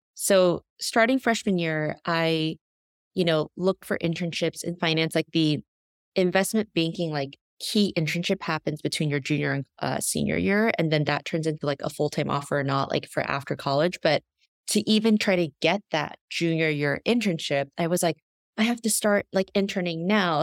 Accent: New York, United States; also born or lived in South Korea; I was born in Korea and came here, eh, to the U S when I was very young, when I was just a year old, and grew up predominantly in New York

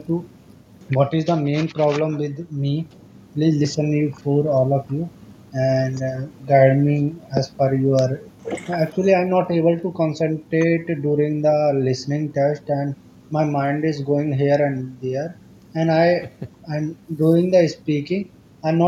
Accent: India; English is a second language; I'm from India

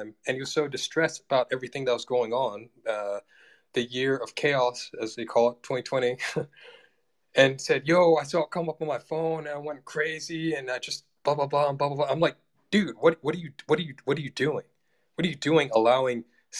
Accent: United States; I'm an American

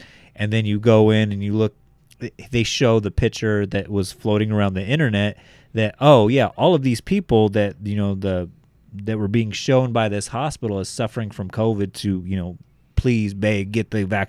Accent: Australia; that's an actress like in America. I'm Australian.

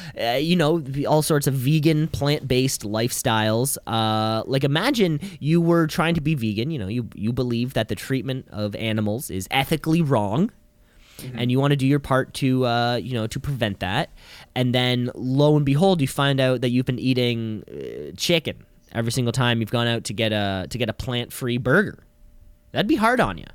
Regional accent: Ontario, Canada; we are from Ontario.

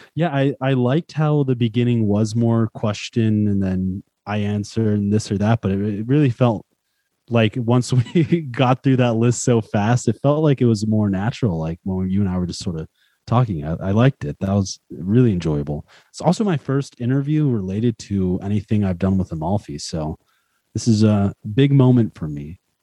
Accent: United States; I'm American

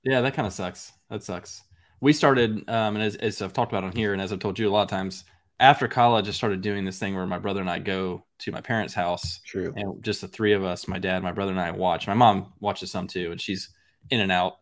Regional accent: outside of St. Louis, Missouri, United States; growing up outside of St. Louis

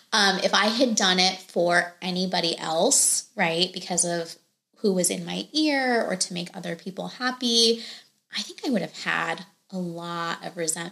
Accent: India; I think so much pressure societally, and then me being Indian, definitely a cultural aspect to it, right?

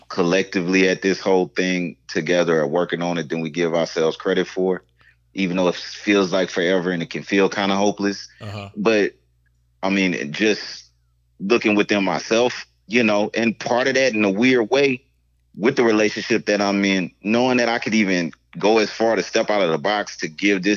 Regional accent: South Louisiana, United States; I'm from the South Louisiana

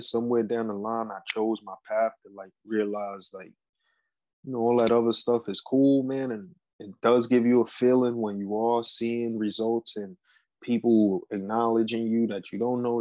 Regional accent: New York City, New York, United States; I'm from New York

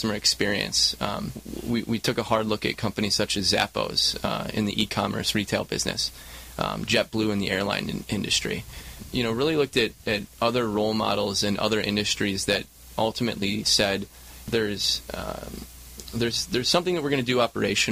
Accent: Michigan, United States; moved away as an adult; also born or lived in Chicago, Illinois; now in Southern California, United States; Born and raised in Michigan

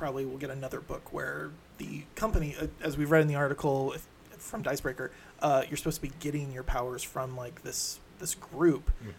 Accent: Illinois, United States; I am born and bred in Illinois.

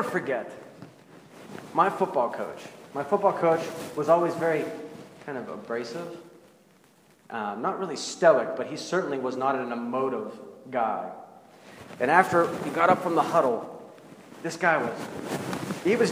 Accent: Pittsburgh, Pennsylvania, United States; now in Central Ohio, United States; I'm from Pittsburgh

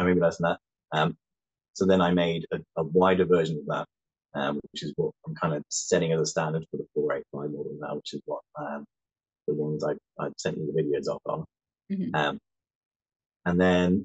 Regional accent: West Sussex, South East England, United Kingdom; now in Dromore, United Kingdom; I'm originally from West Sussex in the south of England.

